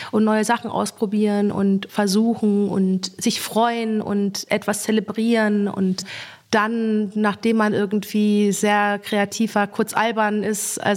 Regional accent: Soest, North Rhine-Westphalia, Germany; born there; Und ich wurde dann in Soest geboren, in einem Militärkrankenhaus.

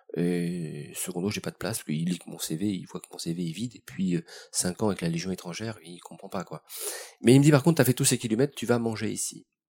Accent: Paris, Île-de-France, France; né dans les années 60. Euh, dans le quartier de Belleville et de Montant

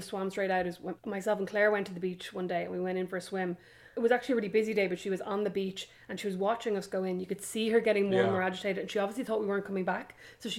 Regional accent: Ireland; now in United States; I'm Irish.

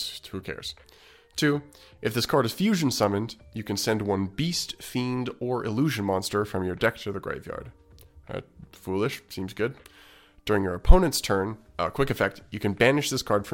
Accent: Canada; as a Canadian

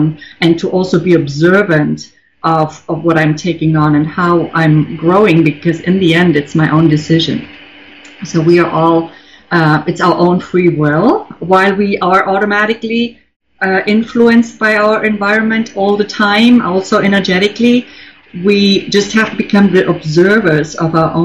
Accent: Germany; English is a second language; now in New York, United States; I grew up in Germany

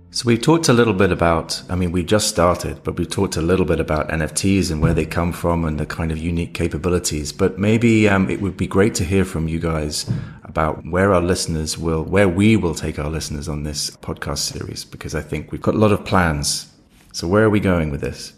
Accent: United Kingdom; now in London, United Kingdom; as you can hear maybe from me, I'm, uh, I'm a Brit, so I'm in London

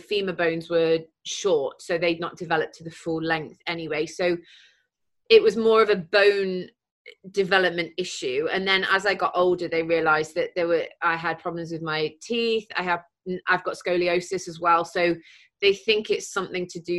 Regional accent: Mansfield, East Midlands, United Kingdom; growing up in Mansfield, I mean, it was fine, you know, it was just a normal upbringing

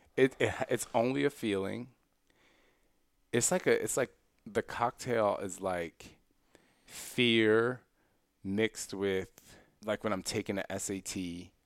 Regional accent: Philadelphia, Pennsylvania, United States; moved away; also born or lived in Istanbul, Turkey / Switzerland / Germany; I, I grew up in Philly.

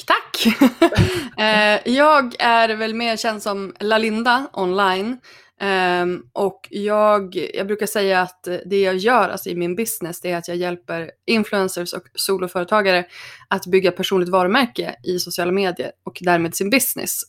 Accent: Örnsköldsvik, Västernorrland County, Sweden; moved away as an adult; also born or lived in Stockholm / New York; Men jag är från, eh, född och uppvuxen i Örnsköldsvik

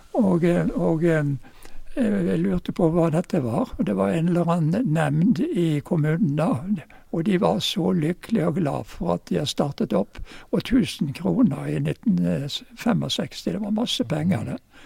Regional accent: Bergen, Vestland, Norway; also born or lived in Oslo / Fusa; now in Geilo, Norway; Jeg ble født i Oslo jeg, i, i 1935. Og eh, familien flyttet til eh, Bergen i 1935.

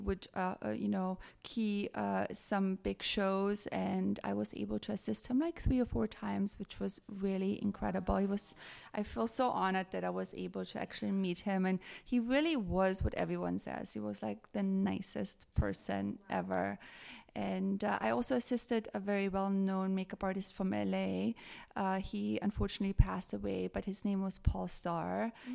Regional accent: Tyrol, Austria; born or raised there; moved away as an adult; now in United States

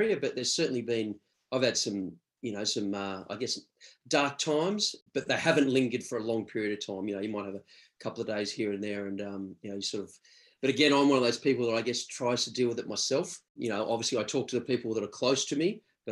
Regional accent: Sydney, New South Wales, Australia; moved away as an adult; also born or lived in Galway, Ireland; I grew up in Sydney

